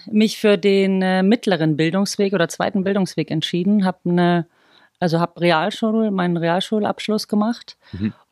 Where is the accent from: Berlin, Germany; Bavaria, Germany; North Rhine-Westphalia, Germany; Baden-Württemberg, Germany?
Bavaria, Germany; Also auch wenn man es gar nicht hört, äh, ich bin eigentlich ein Bohrisch Madel.